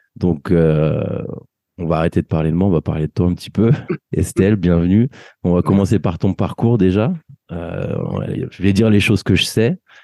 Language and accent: French; France; on a grandi en France